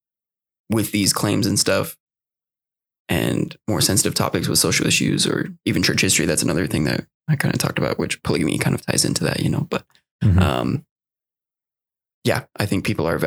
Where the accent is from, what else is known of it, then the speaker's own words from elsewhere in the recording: Utah, United States; I grew up in Utah